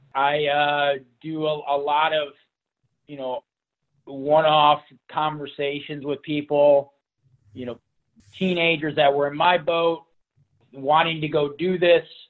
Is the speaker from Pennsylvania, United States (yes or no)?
no; Toledo, Ohio, United States; We grew up in Toledo, Ohio, so Northwest Ohio.